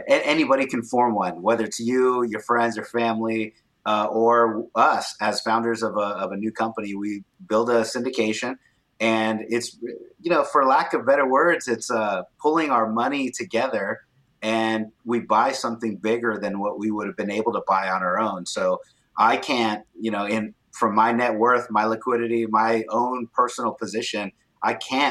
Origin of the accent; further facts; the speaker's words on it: Corpus Christi, Texas, United States; now in San Antonio, United States; I grew up in Corpus Christi, Texas, so near the beach. And now I live in San Antonio, Texas